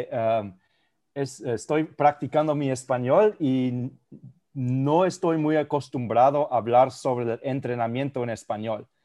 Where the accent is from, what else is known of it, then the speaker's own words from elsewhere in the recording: Spain; also born or lived in Germany; yo, eh, eh, crecí en España y en Alemania y yo jugué el tenis y el fútbol